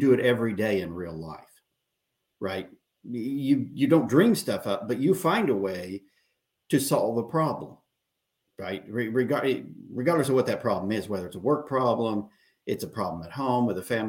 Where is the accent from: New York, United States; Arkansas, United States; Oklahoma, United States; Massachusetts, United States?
Oklahoma, United States; moved away as an adult; now in Texas, United States; I was born in Oklahoma, and I lived there for the first 30 years